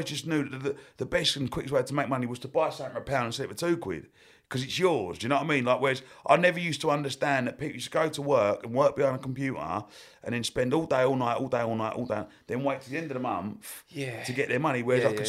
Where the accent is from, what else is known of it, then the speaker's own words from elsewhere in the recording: Romford, London, United Kingdom; Like, I grew up on Main Road in Romford.